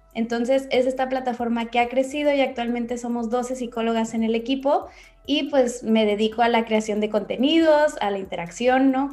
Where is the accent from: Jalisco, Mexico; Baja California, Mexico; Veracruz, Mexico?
Baja California, Mexico; Ensenada; de aquí de Ensenada, de donde soy